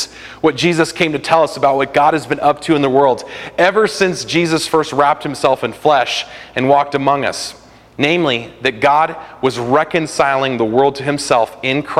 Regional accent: California, United States; a kid growing up in California in the 90s

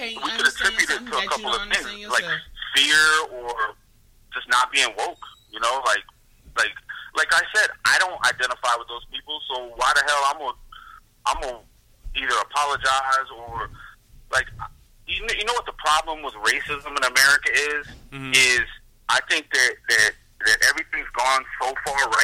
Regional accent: South Carolina, United States; growing up in South Carolina, man, it's different down there

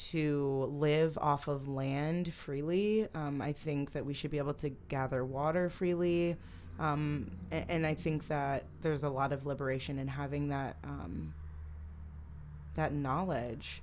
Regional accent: Holland, Michigan, United States; I grew up in Holland, Holland, Michigan.

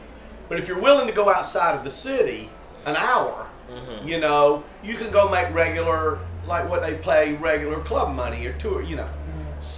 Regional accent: Tennessee, United States; We're both from Tennessee.

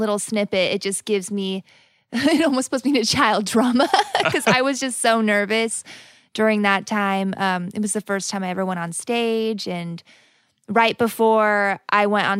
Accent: Logan, Utah, United States; I was born in Logan, Utah.

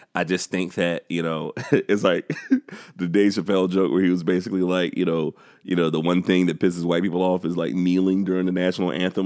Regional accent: South Carolina, United States

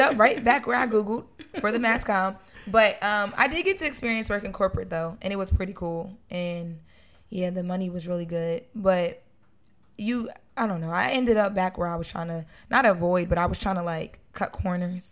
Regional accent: Wilmington, Delaware, United States; moved away as an adult; now in Los Angeles, United States; I grew up on Fifth and Washington

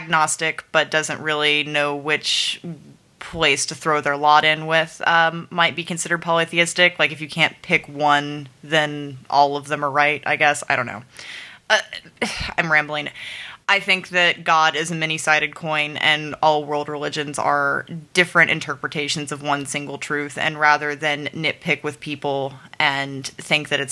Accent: the Bible Belt, United States; I grew up in the Bible Belt.

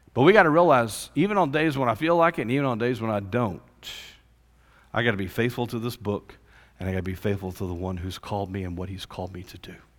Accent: Fort Worth, Texas, United States; I grew up in Fort Worth area

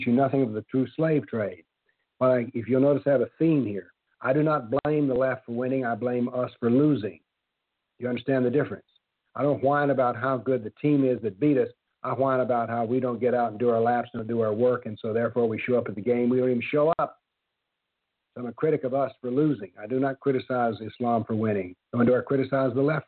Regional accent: the South, United States; I'm from the South, and we have a saying down here

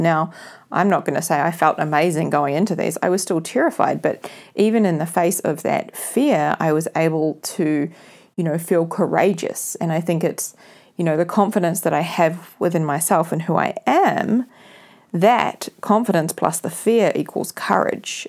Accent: New Zealand; spending summer here in New Zealand in my hometown

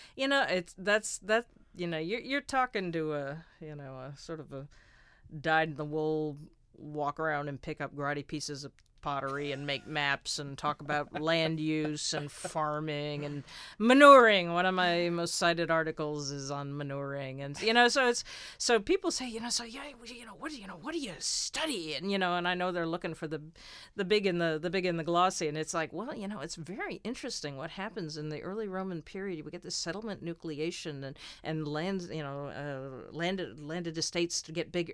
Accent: United States; moved away as an adult; also born or lived in England; being an American, uh, over in England

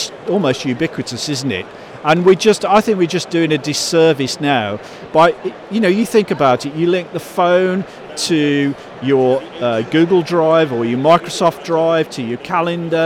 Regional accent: Birmingham, West Midlands, United Kingdom; I spike like this from growing up in Birmingham

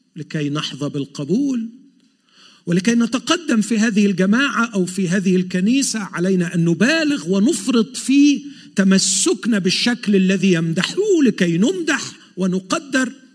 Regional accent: Egypt; now in Montreal, Canada; عندنا في مصر

